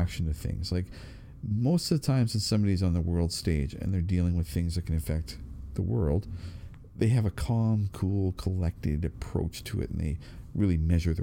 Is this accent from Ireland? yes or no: no; Canada; being Canadian